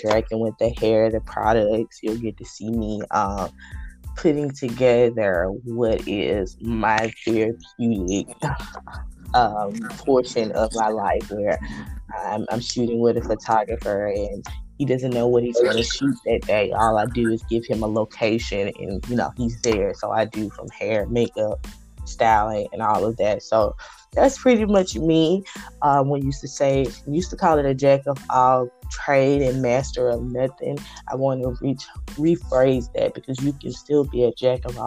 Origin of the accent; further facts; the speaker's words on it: Hattiesburg, Mississippi, United States; moved away; I am from Hattiesburg, Mississippi, born and raised.